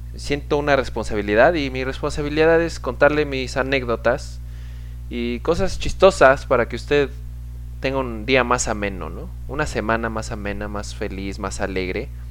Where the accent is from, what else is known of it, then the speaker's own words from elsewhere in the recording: Pachuca, Hidalgo, Mexico; now in United States; yo era de Pachuca, de donde soy, mi mamá sí, uff, se rifaba con las enchiladas